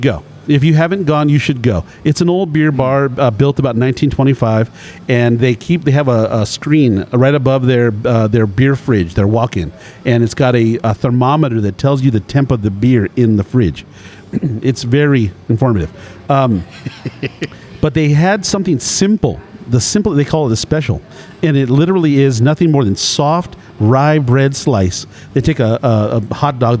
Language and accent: English; Culver City, California, United States; I, grew up in a Jewish neighborhood, mm-hmm. Culver City